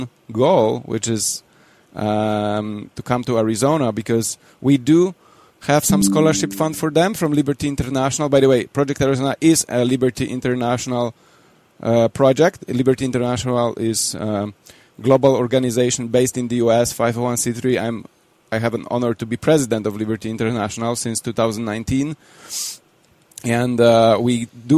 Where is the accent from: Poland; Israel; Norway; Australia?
Poland; I come from Poland